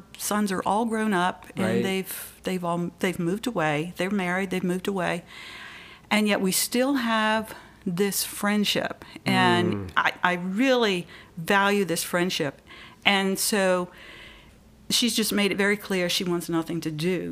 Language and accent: English; the Bible Belt, the South, United States; moved away as an adult; also born or lived in Maryland; I grew up in the Bible Belt back in the 70s, 60s, 70s, 80s